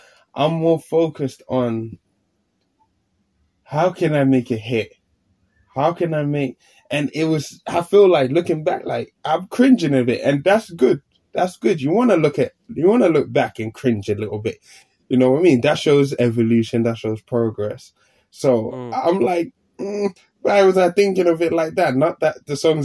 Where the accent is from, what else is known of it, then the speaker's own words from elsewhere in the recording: London, United Kingdom; moved away as an adult; now in Finland; I grew up here in London as well